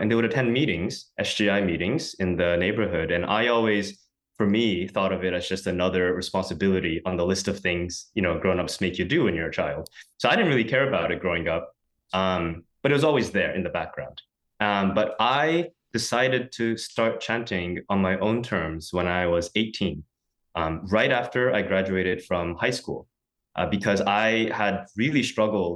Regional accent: San Francisco, California, United States; moved away as an adult; born and raised in San Francisco

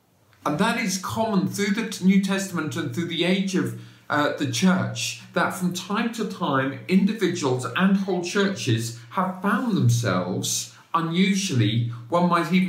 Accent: Bedford, East of England, United Kingdom; There's a church in my hometown. I was raised in Bedford, 50 miles north of London.

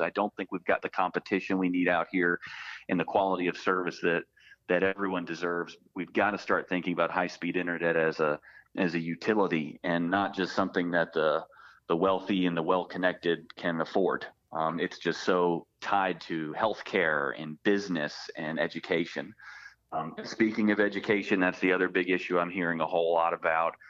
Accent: Pitt County, North Carolina, United States; I grew up in Pitt County.

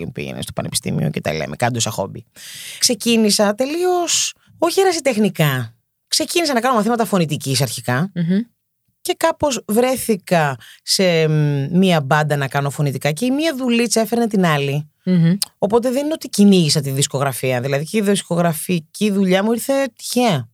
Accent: Athens, Attica, Greece; Γεννήθηκα και μεγάλωσα στην Κυψέλη. Ναι, είμαι παιδί του κέντρου. Κέντρο Αθήνα

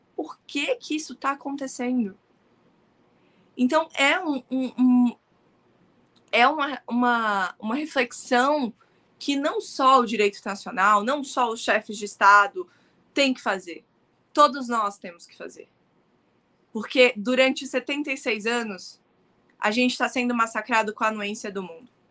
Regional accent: Brazil; born or raised there; also born or lived in Palestine (ancestry)

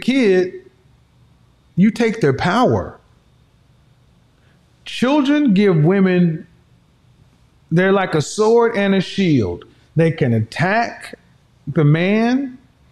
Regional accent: Oklahoma, United States; I'm from Oklahoma.

